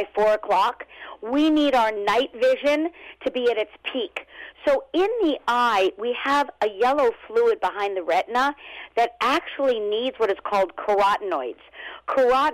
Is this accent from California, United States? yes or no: yes; Los Angeles, California, United States; also born or lived in Brooklyn; now in New York, United States; originally I'm from Los Angeles, born and raised, but I was transplanted to New York